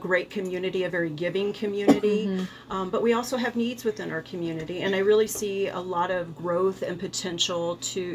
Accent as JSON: {"language": "English", "town": "Rolla", "region": "Missouri", "country": "United States", "tie": "born or raised there", "also_born_or_lived": "Colorado Springs, Colorado", "moved": "as an adult", "said": "when this opportunity to come back to my hometown"}